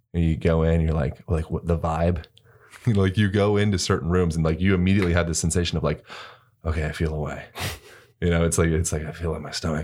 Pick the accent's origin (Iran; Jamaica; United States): United States; Pennsylvania; growing up in Pennsylvania and, like, the East Coast